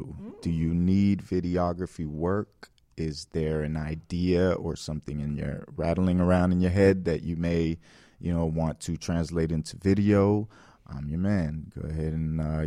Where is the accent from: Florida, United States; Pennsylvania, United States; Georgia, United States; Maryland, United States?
Florida, United States; Miami; I grew up here in Miami my whole life